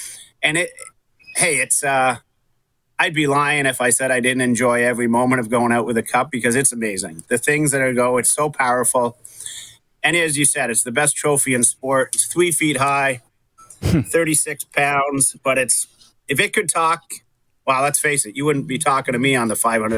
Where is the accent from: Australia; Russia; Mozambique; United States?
Russia; there was people from my hometown in Russia